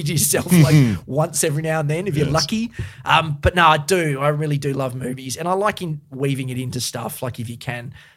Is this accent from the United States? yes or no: no; Perth, Western Australia, Australia; I'm from Thornley, which, I mean, it's a rough area.